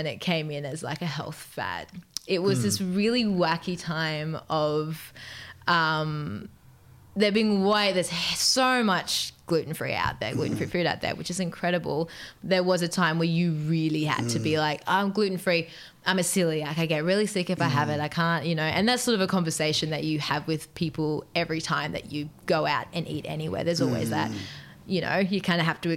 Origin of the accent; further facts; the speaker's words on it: Newcastle upon Tyne, North East England, United Kingdom; Newcastle, which is my hometown where I'm from